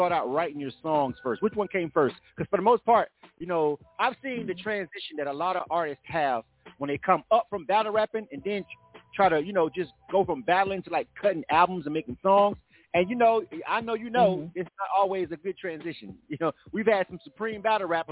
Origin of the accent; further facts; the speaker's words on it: the South, United States; I'm from the South, more laid back